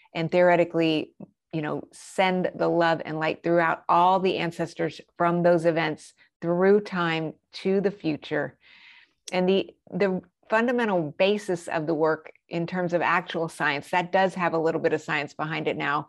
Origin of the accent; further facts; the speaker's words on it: New Mexico, United States; also born or lived in Colorado Springs, Colorado; I grew up in New Mexico, but we also lived in Colorado Springs.